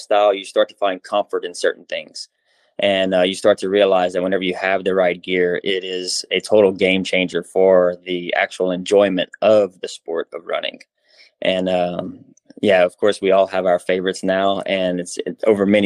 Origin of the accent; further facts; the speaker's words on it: Louisiana, United States; I was born in Louisiana and grew up playing every sport that the school offered ever since I was a little kid